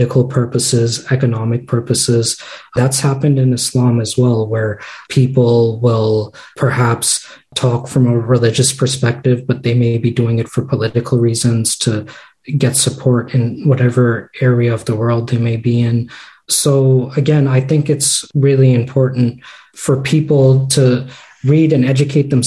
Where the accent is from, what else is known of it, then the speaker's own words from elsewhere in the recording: United States; also born or lived in Boston; I grew up in the States, so we did Sunday school here